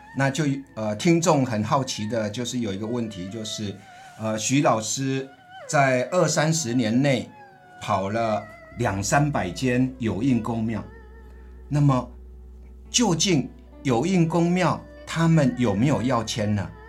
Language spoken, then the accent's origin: Chinese; Changhua County, Taiwan; moved away; 我的老家在彰化